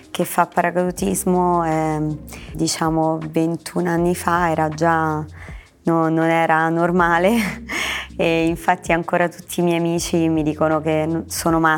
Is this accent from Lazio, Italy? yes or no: yes; Anzio, Lazio, Italy; cucina romana perché sono di Anzio.